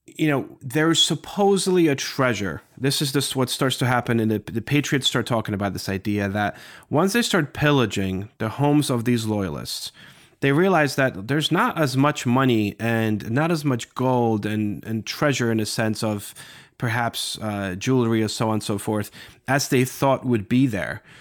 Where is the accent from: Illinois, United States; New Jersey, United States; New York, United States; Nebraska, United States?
New Jersey, United States; Morristown; growing up in this area and, you know, just my neighborhood, everywhere you look, you see George Washington was here